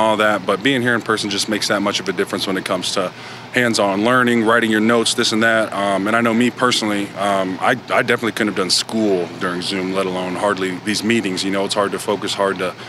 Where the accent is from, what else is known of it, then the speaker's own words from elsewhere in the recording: St. Louis, Missouri, United States; moved away; I'm from St. Louis area